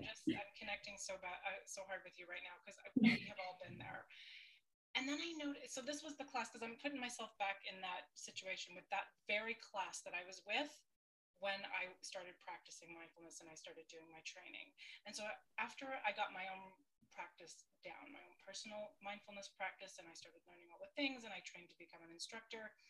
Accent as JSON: {"language": "English", "country": "Canada", "tie": "born or raised there", "moved": "as an adult", "lives_now": "Sweden", "said": "I am a uh, born and raised in Canada, and I moved to Sweden in, I think it was 2003, 2004."}